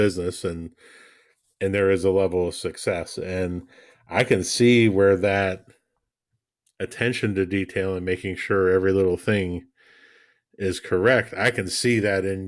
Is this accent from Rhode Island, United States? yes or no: no; West Virginia, United States; my home state of West Virginia.